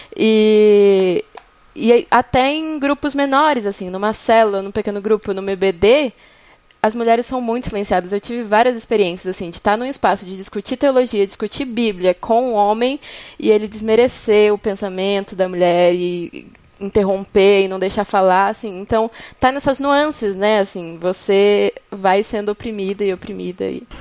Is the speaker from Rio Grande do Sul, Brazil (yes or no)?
no; São Paulo, Brazil; now in São João del Rei, Brazil; Eu sou de São Paulo, mas moro em São João del Rei, Minas Gerais